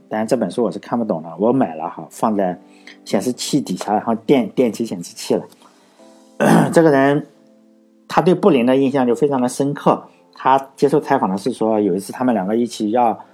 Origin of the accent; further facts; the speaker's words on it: Laiwu, Shandong, China; 像我老家来五，一个都没有嘛